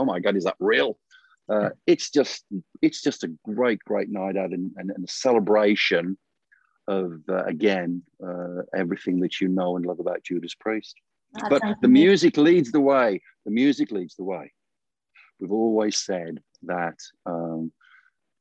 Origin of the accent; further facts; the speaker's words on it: Birmingham, West Midlands, United Kingdom; When I was a kid, when we were kids growing up in the Midlands, we were surrounded by heavy industry